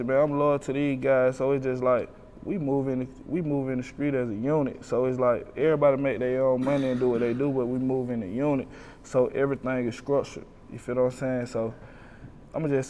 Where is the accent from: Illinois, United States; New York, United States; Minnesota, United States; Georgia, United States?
Georgia, United States; Decatur; I'm from Decatur, man. I'm from Glenwood Road, the projects, man, the beans